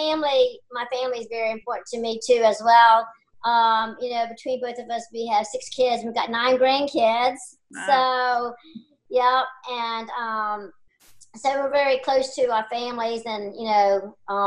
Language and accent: English; York County, Virginia, United States; I was born and raised here in York County